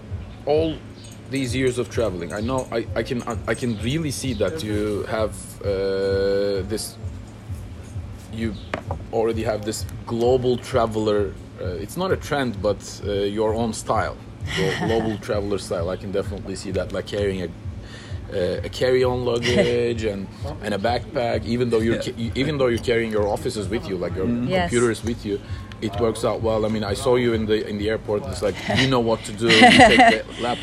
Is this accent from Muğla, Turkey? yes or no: yes; Bodrum, Muğla, Turkey; my hometown, Bodrum